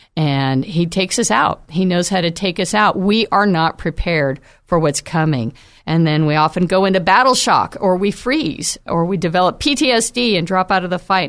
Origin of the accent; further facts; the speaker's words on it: United States; as American Christians